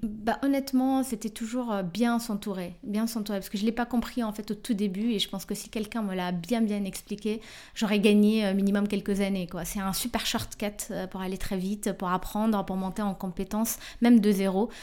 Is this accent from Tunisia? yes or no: yes; Tunisia; je suis tunisien